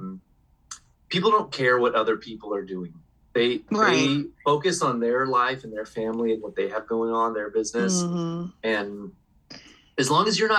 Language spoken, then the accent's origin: English; Corpus Christi, Texas, United States; I was born in Corpus Christi. I'm born there, which is, it's on the coast